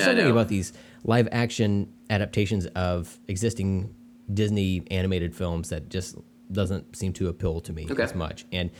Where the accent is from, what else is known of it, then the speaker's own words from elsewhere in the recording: India; I really wanted it to because I'm Indian, and I was like, oh, this should be for me.